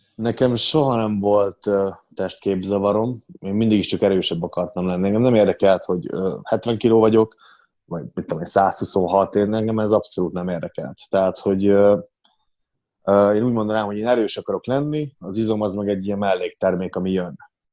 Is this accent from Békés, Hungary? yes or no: no; Ózd, Borsod-Abaúj-Zemplén, Hungary; én Ozdról származok, Ozdon születtem, ott is nőttem fel